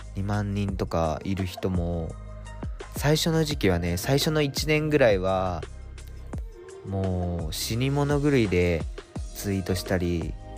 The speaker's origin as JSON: {"language": "Japanese", "country": "Japan", "tie": "born or raised there", "moved": "as an adult", "lives_now": "Tokyo, Japan", "said": "国境の島から急に東京に上京してきた大学生"}